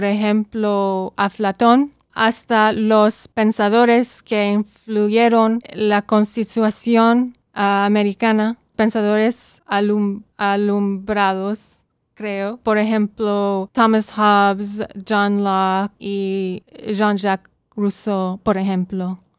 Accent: Saudi Arabia; born there; also born or lived in Belize / Bethlehem, Palestine; Yo nací en Arabia Saudita y em, mi mamá es de Belice, pero mis orígenes son de Palestina. Yo también vivía ahí en Belén y entonces eh, vivía, vivía en Arabia Saudita, Belice y Belén.

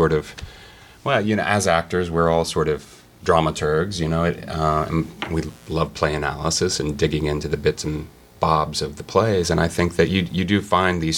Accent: Seymour, Indiana, United States; moved away; also born or lived in New York; I'm originally from southern Indiana. I'm from a town called Seymour, Indiana

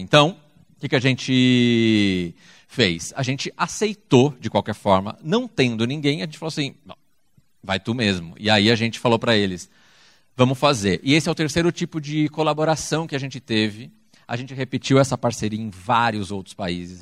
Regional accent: Brazil; está no Brasil, é nosso país

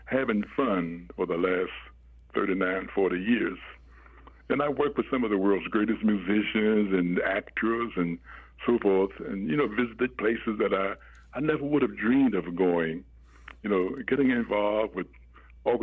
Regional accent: Washington, District of Columbia, United States; now in Indianapolis, United States; I was born and raised in Washington, D.C.

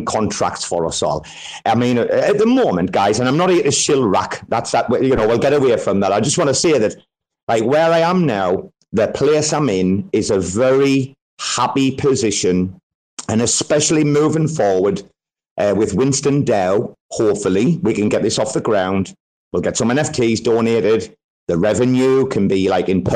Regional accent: Sunderland, North East England, United Kingdom; also born or lived in Australia; now in Thailand; a small city called Sunderland

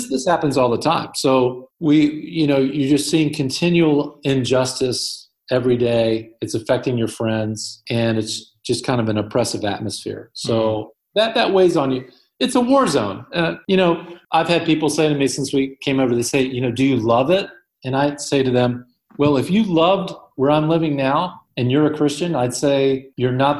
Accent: United States; moved away as an adult; Being an American citizen here

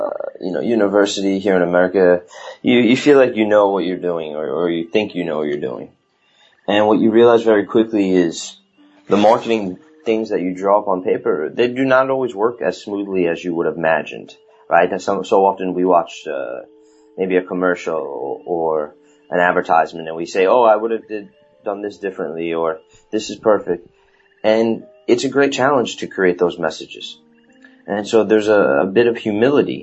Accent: New York, United States; accent: New York; my New York accent

